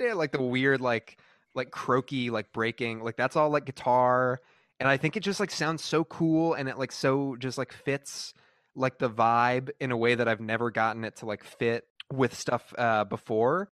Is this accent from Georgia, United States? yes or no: no; Texas, United States; moved away as an adult; also born or lived in North Carolina; now in California, United States; I was, like, you know, raised in Texas, but, like, went to school in North Carolina and, like, now I live in, you know, uh, California